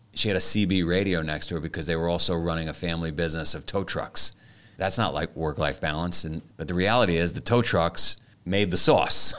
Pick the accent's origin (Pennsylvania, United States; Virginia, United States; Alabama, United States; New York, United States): New York, United States; New York City; I grew up in Queens in the nineteen seventies.